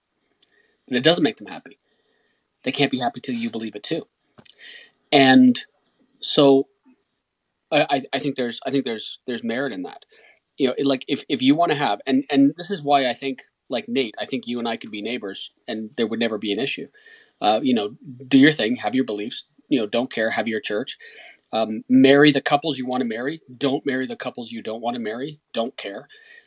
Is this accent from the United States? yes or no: no; Canada